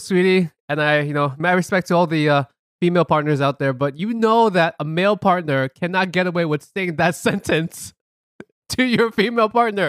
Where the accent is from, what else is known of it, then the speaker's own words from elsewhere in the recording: United States; we grew up here in America, we're just being regular American kids.